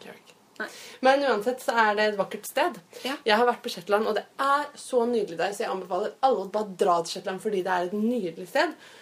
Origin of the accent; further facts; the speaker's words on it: Norway; vi er fra Norge